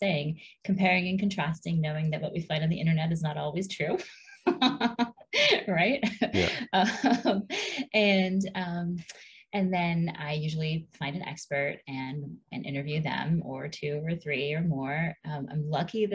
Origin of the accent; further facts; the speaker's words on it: Hawaii, United States; Growing up in Hawaii, there's a pretty strong cannabis culture there, but I was not really immersed in it